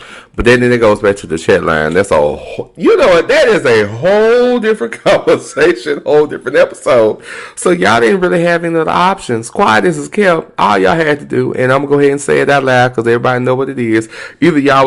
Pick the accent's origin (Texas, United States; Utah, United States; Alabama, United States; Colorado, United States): Texas, United States; I'm very Texan